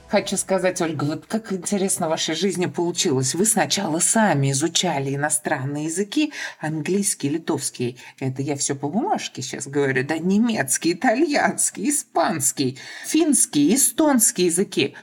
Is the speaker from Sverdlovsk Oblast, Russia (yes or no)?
no; Kazan, Tatarstan, Russia; я из Казани, и татарский язык